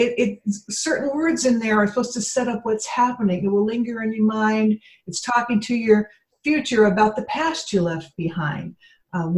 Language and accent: English; Pacific Northwest, United States; now in New England, United States; I grew up in the Pacific Northwest and I've been living in New England, you know, 35 years.